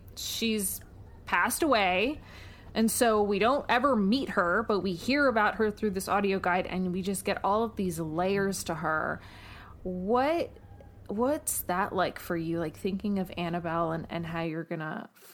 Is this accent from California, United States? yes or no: no; New York, United States; I'm from New York